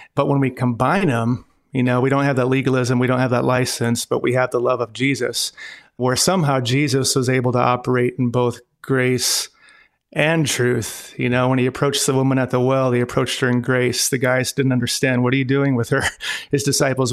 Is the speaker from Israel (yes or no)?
no; Glasgow, Montana, United States; moved away; also born or lived in North Dakota / Devils Lake, North Dakota / China; I was born in Glasgow, Montana